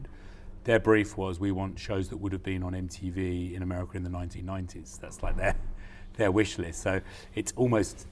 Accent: United Kingdom; as a British producer

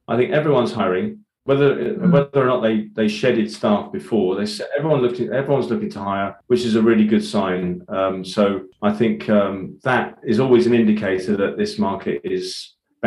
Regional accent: Ireland; as an Irish Catholic

